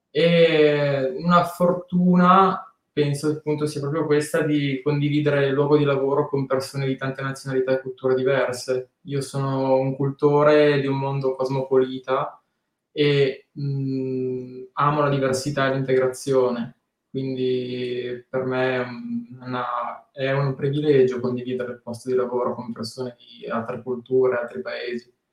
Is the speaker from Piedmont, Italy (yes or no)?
yes; Tortona, Piedmont, Italy; A Tortona, perché sono di Tortona, eh, ah. chiaramente sono solamente nato lì.